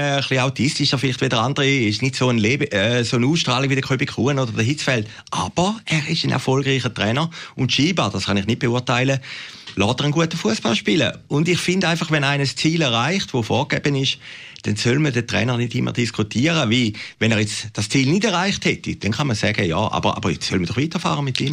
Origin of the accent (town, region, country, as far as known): Switzerland